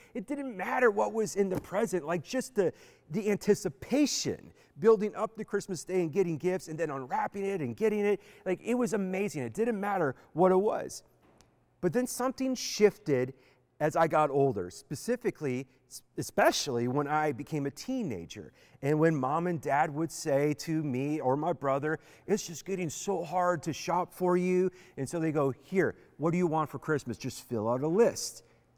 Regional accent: Beaver Dam, Wisconsin, United States; growing up in Beaver Dam, Wisconsin

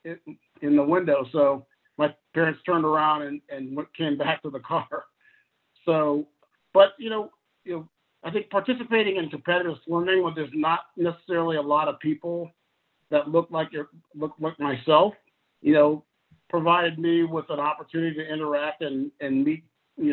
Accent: Champaign, Illinois, United States; moved away; growing up in Champaign, Urbana, Illinois, the neighborhood that I grew in, we were the only Black family

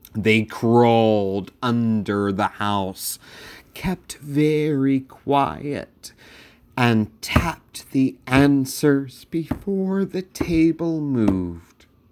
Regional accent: Sussex County, Delaware, United States; I grew up in Sussex County, Delaware, the most rural of counties in the first state

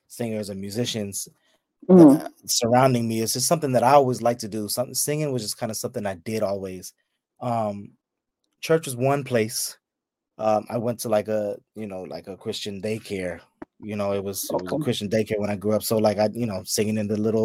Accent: the Bay, California, United States; I'm from the Bay

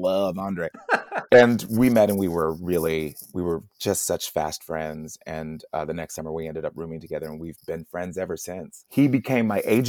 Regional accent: Las Vegas, Nevada, United States; moved away as an adult; also born or lived in Salt Lake City area, Utah; I'm from Las Vegas, private school in Las Vegas.

